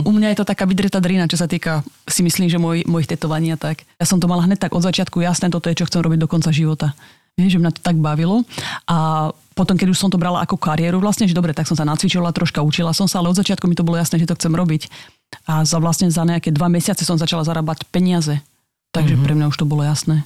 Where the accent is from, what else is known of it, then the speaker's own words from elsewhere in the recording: Slovakia; now in Bratislava, Slovakia; to je malinká dedinka, odkiaľ som